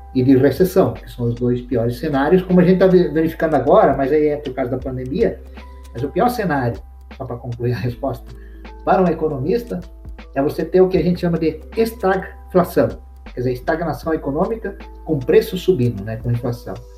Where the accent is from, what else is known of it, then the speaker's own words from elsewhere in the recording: Brazil; also born or lived in London, United Kingdom; onde eu moro, onde eu nasci, que é o Brasil, né? É, nasci aqui e, e, sou feliz aqui.